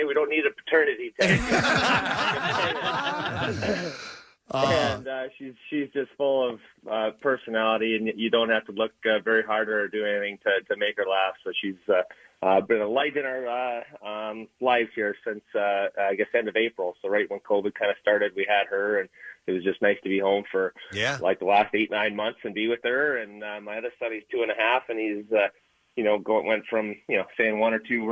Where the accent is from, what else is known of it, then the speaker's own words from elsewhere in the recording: Canada; I'm Canadian